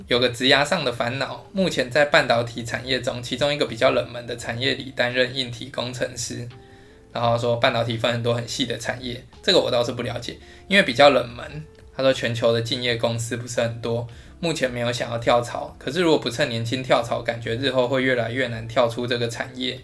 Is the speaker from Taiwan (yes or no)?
yes; Taiwan; 我就生在这，我的工作也在这，我的房子也在这